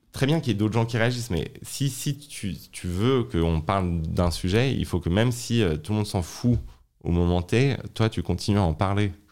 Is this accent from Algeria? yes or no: no; France; aussi en tant que française qui a vu son pays euh, abandonner ses capacités industrielles